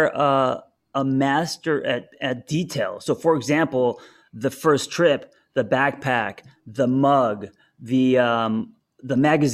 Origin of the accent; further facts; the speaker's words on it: Los Angeles, California, United States; growing up in Los Angeles.